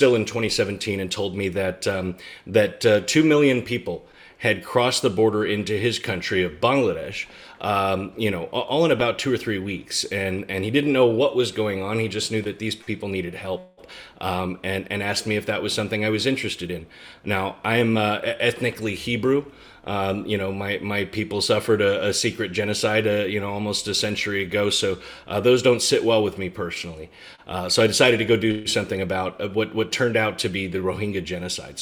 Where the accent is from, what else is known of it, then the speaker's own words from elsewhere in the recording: United States; I'm an American millennial